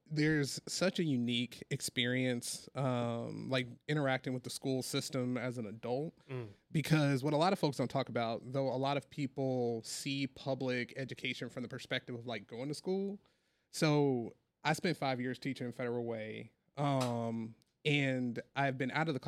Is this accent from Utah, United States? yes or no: no; Mississippi, United States; growing up in a place like Mississippi, uh, with all of the things that come around being a black man growing up in the South